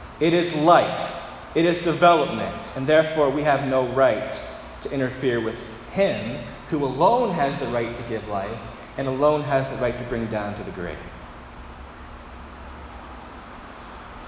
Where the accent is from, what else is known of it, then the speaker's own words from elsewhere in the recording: Dresden, Ontario, Canada; I grew up in Dresden, Ontario, which many people confuse with Dryden. I've never been to Dryden, but I grew up in Dresden